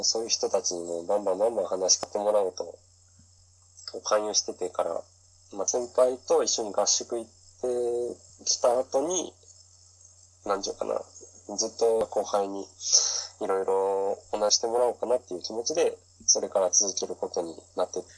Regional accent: Kanazawa, Ishikawa, Japan; moved away as an adult; also born or lived in Vancouver; 出身は石川県の金沢市です。

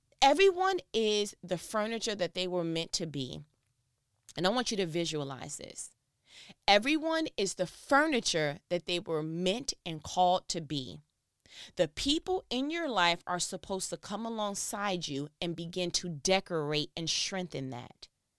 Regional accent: New York, United States; now in Georgia, United States; Because I came from New York, came down to Georgia, and people had a whole brand new idea of what my awesome was.

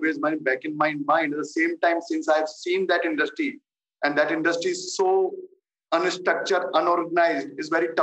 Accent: Jaipur, Rajasthan, India; my hometown, which is Jaipur.

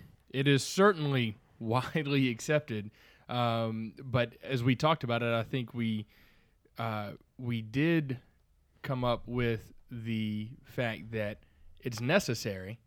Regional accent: the South, United States; accent: slight southern drawl; I'm from the South

